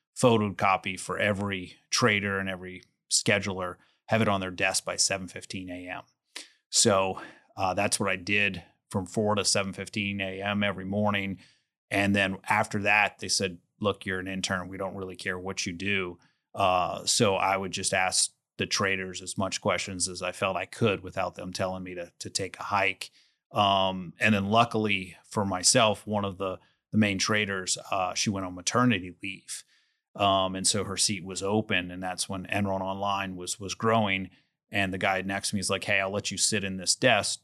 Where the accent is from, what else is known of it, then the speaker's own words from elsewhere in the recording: New Orleans, Louisiana, United States; I was born in New Orleans. I went to L S U